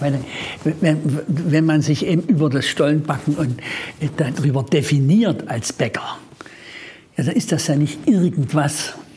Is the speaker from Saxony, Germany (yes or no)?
yes; Erzgebirge, Saxony, Germany; ich komme aus dem Erzgebirge